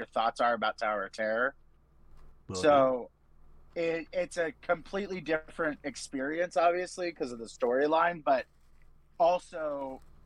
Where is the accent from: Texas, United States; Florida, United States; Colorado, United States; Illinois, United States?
Florida, United States; Central; I am from Central Florida